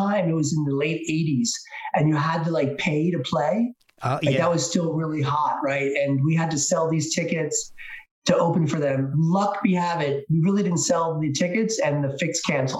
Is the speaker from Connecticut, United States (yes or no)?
no; New Jersey, United States; Yeah. Born and raised in New Jersey. You lived mostly in South Jersey.